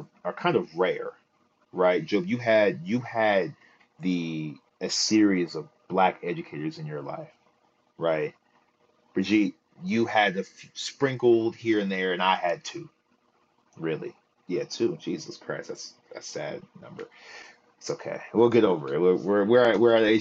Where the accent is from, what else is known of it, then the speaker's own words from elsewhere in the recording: Philadelphia, Pennsylvania, United States; here in Philly, the only per like we had in my year, in my graduating year 2020, it was me and another young man that got into Morehouse